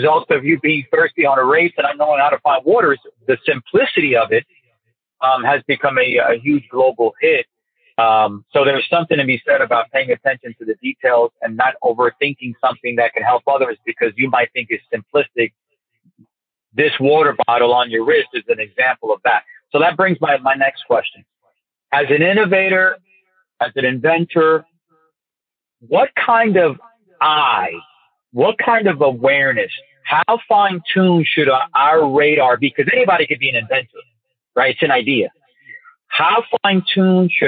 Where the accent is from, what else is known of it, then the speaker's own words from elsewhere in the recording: New York, United States; I'm from New York.